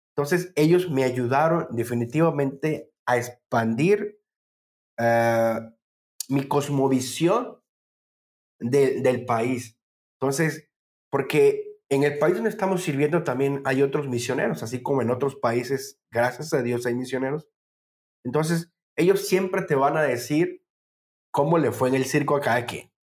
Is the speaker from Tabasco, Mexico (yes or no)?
yes; Tabasco, Mexico; moved away as an adult; also born or lived in Puebla, Mexico; yo que soy de Tabasco, bueno, crecí en Tabasco